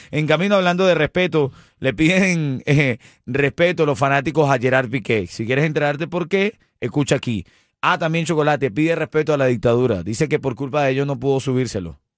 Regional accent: Venezuela; now in United States; ya nosotros somos norteamericanos. Sí, eh, Venezolanos

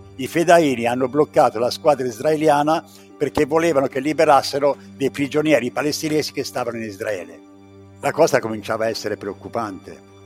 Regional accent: Pescia, Tuscany, Italy; moved away as an adult; also born or lived in Paris, France; Vengo da Pescia

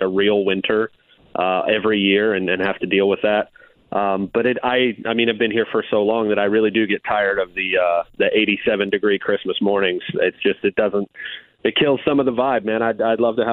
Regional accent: Tampa, Florida, United States; born and raised here. Born and raised here. Outside of a few months, I lived in Georgia. A few months, I lived up in Northern Kentucky. I played some college ball up there. But most of it all has been down here in the greater Tampa area

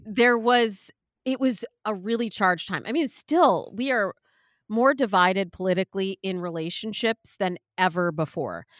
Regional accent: Midwest, United States; I'm from the Midwest

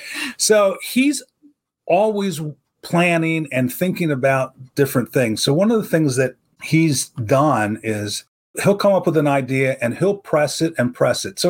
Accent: Philadelphia, Pennsylvania, United States; since we're from Philadelphia, we're big Eagles fans

